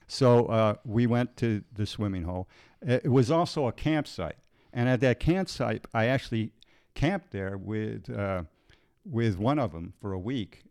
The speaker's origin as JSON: {"language": "English", "region": "Illinois", "country": "United States", "tie": "born or raised there", "moved": "as an adult", "said": "I left my hometown in Illinois"}